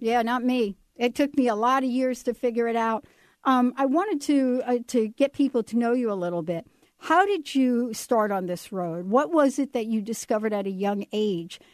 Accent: New York, United States; I grew up in the Bronx

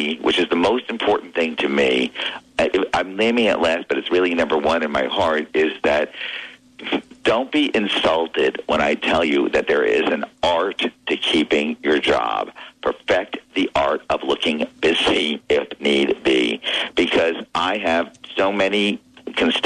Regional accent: Armonk, New York, United States; I'm from Armonk, which is IBM headquarters

